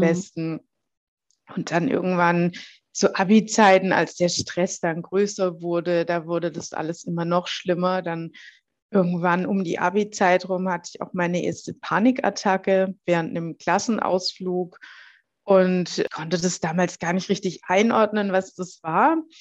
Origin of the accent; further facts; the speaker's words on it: Heilbronn, Baden-Württemberg, Germany; dann bin ich erstmal wieder zurück in meine Heimatstadt nach Heilbronn